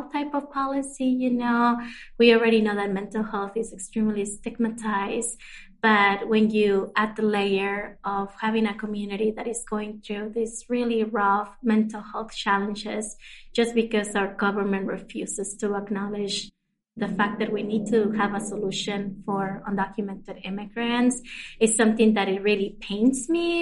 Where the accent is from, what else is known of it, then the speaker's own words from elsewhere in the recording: Arizona, United States; I grew up undocumented, meaning that didn't have any papers growing up in Arizona